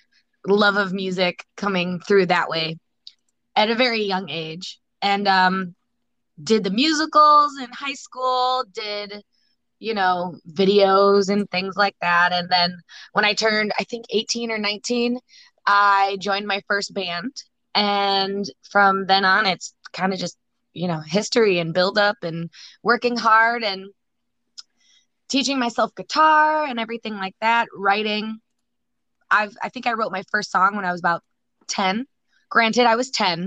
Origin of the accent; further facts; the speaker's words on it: Buffalo, New York, United States; moved away as an adult; now in Nashville, United States; I was born and raised in Buffalo, New York